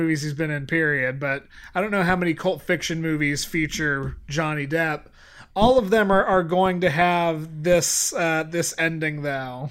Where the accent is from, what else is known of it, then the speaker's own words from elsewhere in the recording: Santa Clara, California, United States; I was born in Santa Clara